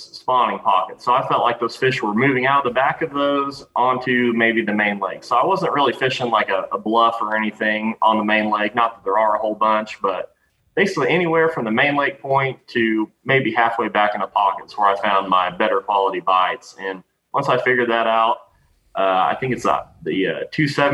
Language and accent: English; Table Rock Lake, Missouri, United States; I'm from Table Rock